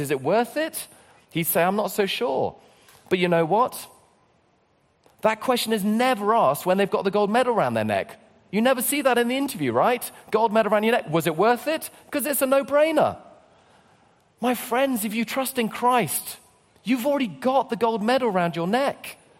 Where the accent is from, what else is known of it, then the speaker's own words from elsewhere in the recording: London, United Kingdom; I come from London